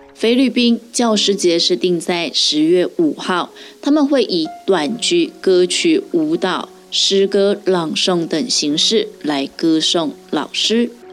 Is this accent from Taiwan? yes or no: yes; Taiwan; 我们台湾人的习惯